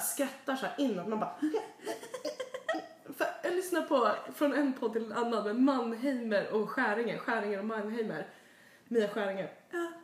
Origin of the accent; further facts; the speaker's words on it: Sweden; now in United States; hemma i Sverige